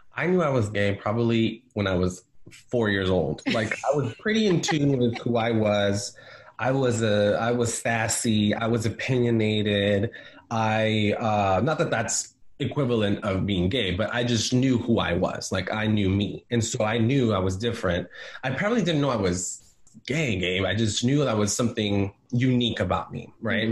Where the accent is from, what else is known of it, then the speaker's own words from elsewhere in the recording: San Diego, California, United States; also born or lived in Guerrero, Mexico; now in San Francisco, United States; I grew up in San Diego and um, California. I'm a California boy